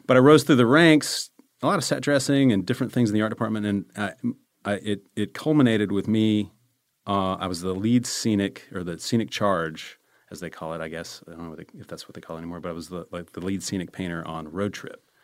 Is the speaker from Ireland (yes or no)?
no; Charlotte, North Carolina, United States; moved away as an adult; also born or lived in Maryland / Columbia, South Carolina / Chapel Hill, North Carolina; I'm from Charlotte, North Carolina